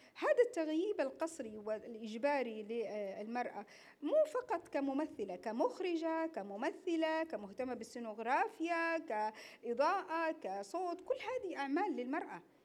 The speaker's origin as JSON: {"language": "Arabic", "country": "Saudi Arabia", "said": "احنا كمسرح سعودي"}